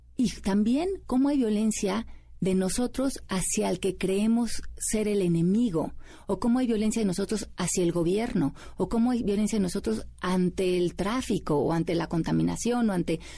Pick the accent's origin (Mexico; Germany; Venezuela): Mexico; Mexico City; moved away as an adult; now in United States; yo nací aquí en la Ciudad de México. Eh, me fui a vivir a Estados Unidos hace 20 años